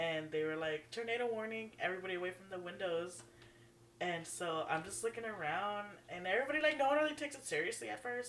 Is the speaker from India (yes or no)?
no; Texas, United States; I'm from Texas, we don't prepare for these things.